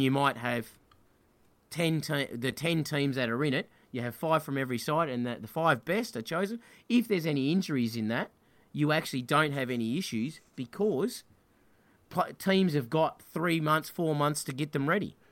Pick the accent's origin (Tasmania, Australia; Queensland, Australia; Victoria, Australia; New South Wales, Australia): Tasmania, Australia; I'm from Tassie